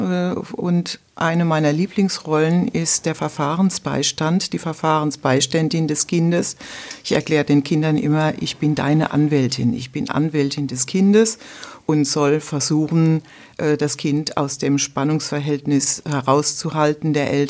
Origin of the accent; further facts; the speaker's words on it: Rhineland-Palatinate, Germany; Ja, ich äh, bin aus der Pfalz, äh, bin in der Westpfalz tätig als Rechtsanwältin